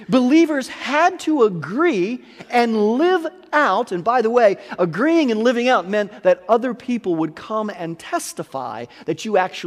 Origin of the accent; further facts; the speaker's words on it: United States; I can only speak as an American